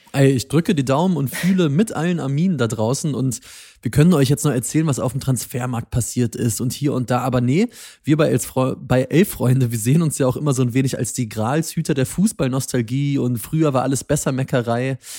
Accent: Stuttgart, Baden-Württemberg, Germany; Ich als Stuttgarter

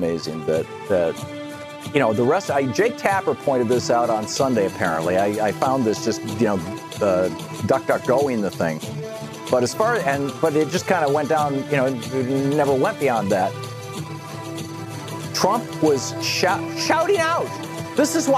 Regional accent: Lansing, Michigan, United States; I grew up in Lansing, Michigan, and right down the road is Charlotte, Michigan.

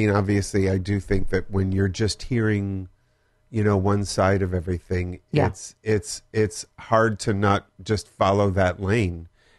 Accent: Wisconsin and Michigan, United States; moved away as an adult; also born or lived in Minnesota; now in Los Angeles, United States; I was born in Minnesota. Grew up in Wisconsin and Michigan.

